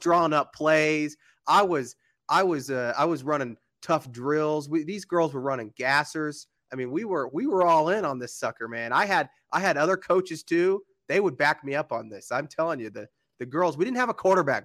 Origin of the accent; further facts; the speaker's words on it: Oklahoma, United States; now in Denver, United States; I grew up in Oklahoma where we rarely got snow